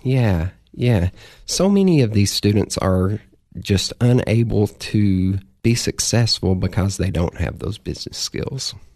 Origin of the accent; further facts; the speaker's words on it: Cookeville, Tennessee, United States; I am a Cookville native. I've been here most of my life, moved away several times, and always end up back here. This is my hometown.